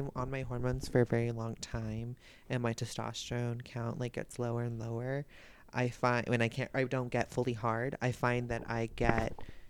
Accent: Albuquerque, New Mexico, United States; I'm Spanish. Well, I grew up in Albuquerque.

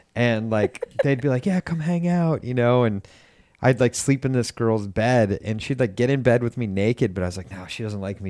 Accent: Lake Forest, Illinois, United States; born or raised there; moved away

